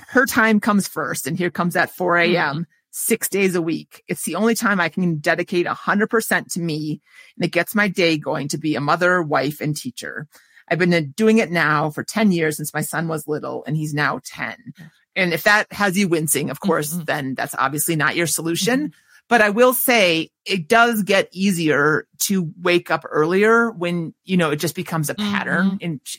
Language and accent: English; Minnesota, United States; accent: Minnesota; there's my Minnesota accent